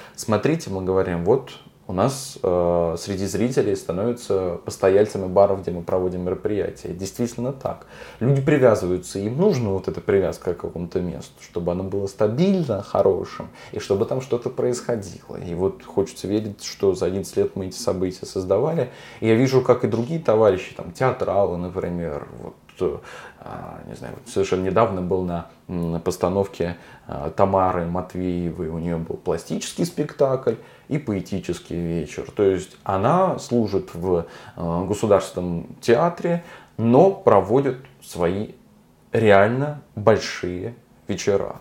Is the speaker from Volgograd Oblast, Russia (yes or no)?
yes; Volgograd, Volgograd Oblast, Russia; Я говорю как человек, который все детство провел на Спартановке